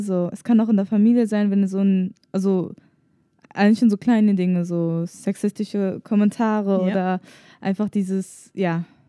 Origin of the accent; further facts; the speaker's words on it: Germany; meine Eltern kommen aus Tunesien, aber ich bin hier in Deutschland geboren